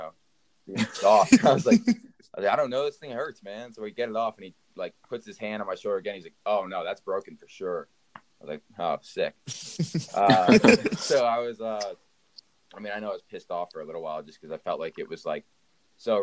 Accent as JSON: {"language": "English", "region": "Pennsylvania", "country": "United States", "tie": "born or raised there", "moved": "yes", "said": "Pennsylvania where I'm from"}